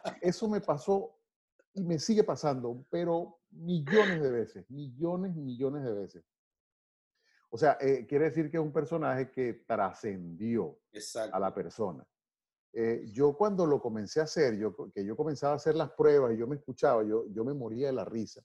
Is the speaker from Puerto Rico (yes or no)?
no; Venezuela; moved away as an adult; also born or lived in Maracay; yo simplemente soy un venezolano